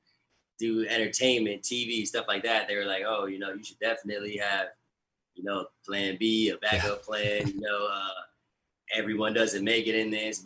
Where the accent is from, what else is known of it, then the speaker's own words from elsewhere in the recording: Siesta Key, Florida, United States; I grew up in Siesta Key with them.